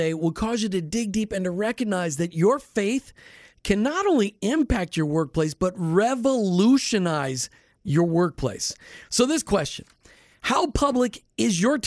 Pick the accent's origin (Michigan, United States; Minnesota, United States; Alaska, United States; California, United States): Minnesota, United States; moved away; also born or lived in Florida; I'm not from Texas. I'm from Minnesota